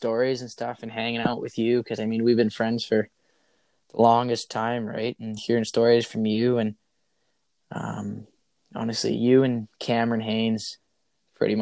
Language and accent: English; Fort St. John, British Columbia, Canada; now in Victoria, Canada; I was born up in Fort McMurray, Alberta. I moved to Fort St. John area when I was couple months old